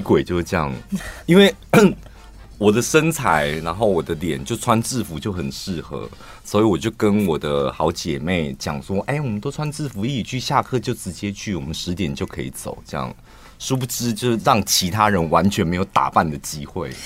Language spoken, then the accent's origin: Chinese; Taiwan; 反正我们是台湾人啊